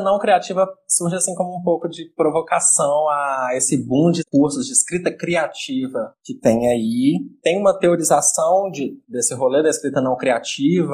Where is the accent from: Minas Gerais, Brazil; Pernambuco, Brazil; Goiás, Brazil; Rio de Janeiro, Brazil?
Minas Gerais, Brazil; Betim; now in Bahia, Brazil; eu cresci em Citrolândia, cresci dentro desse contexto de favela